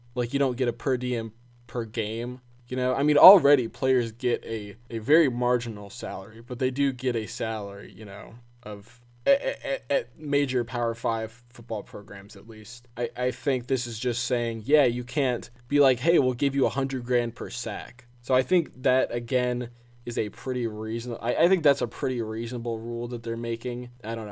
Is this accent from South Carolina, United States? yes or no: yes; South Carolina, United States; my home state, South Carolina